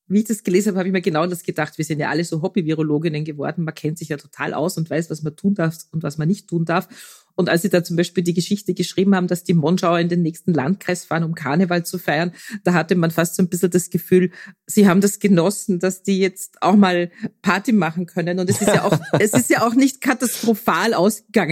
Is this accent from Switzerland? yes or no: no; Austria; bei uns in Österreich